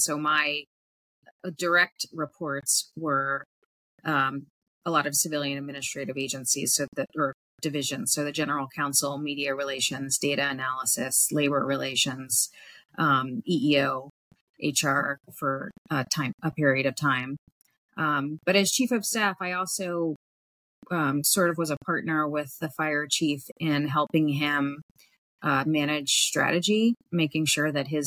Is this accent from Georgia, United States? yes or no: no; Washington, District of Columbia, United States; I was born and raised in Washington, D.C., here on Capitol Hill, where I still live